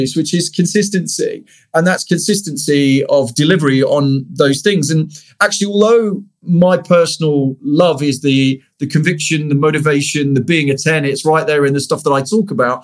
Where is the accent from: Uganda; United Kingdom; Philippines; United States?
United Kingdom; I'm British